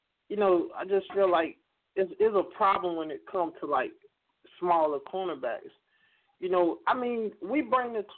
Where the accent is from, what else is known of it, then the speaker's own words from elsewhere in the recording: Pahokee, Florida, United States; we come from Pahokee, Florida. It's a small town on the shores of Lake Okeechobee